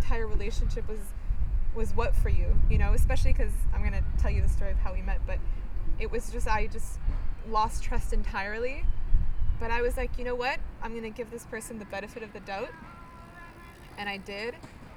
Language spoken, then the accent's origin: English; Bulgaria; I'm from Bulgaria.